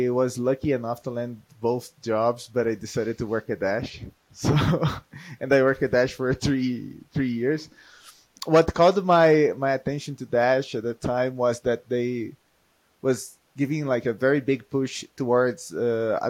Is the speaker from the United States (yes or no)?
no; Brazil; moved away as an adult; now in Colombia; I am from Brazil, but I live in the past, for the past 7 years, I live in Colombia